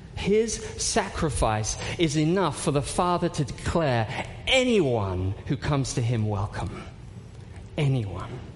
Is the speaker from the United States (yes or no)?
no; United Kingdom; I'm British